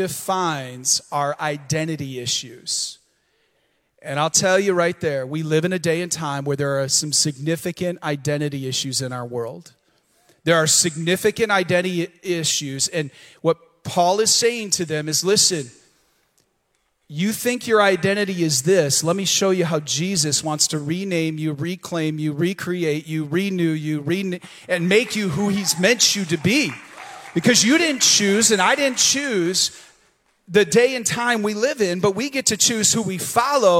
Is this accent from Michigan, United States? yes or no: yes; the Thumb of Michigan, United States; also born or lived in Battle Creek, Michigan; now in Vero Beach, United States; I was born in Battle Creek, Michigan, the cereal city. Okay? 2 years of my life were there. The rest was in the thumb of Michigan.